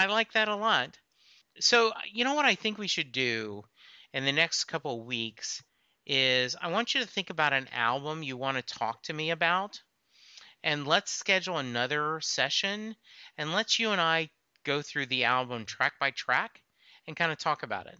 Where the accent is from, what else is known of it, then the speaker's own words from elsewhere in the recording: Louisiana, United States; I'm originally from Louisiana